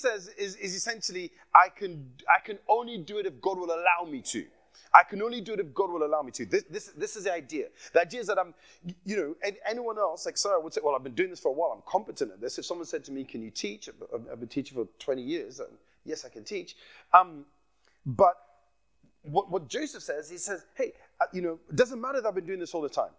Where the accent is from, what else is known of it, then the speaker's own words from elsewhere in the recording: Nigeria; accent: Nigerian; I slipped into my Nigerian accent there.